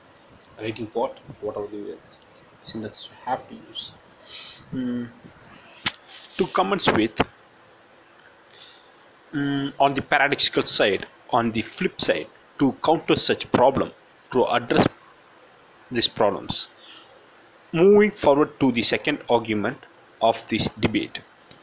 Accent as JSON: {"language": "English", "town": "Theni", "region": "Tamil Nadu", "country": "India", "second_language": "English", "said": "I hail from Theni, a small town in Tamil Nadu."}